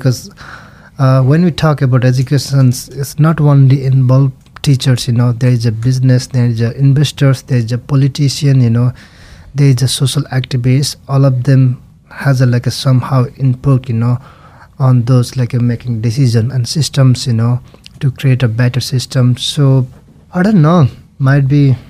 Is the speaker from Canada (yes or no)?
no; Nepal; English is a second language; moved away as an adult; also born or lived in Norway; now in Idaho, United States; I was born in Nepal